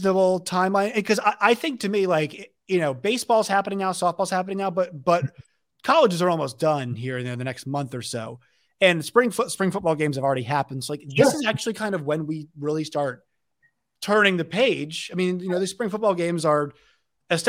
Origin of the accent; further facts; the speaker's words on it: Virginia, United States; I'm from Virginia